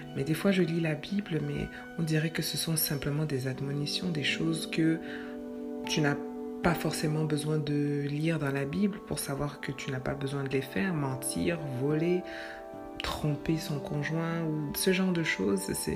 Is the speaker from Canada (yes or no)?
yes; Quebec, Canada; chez nous au Québec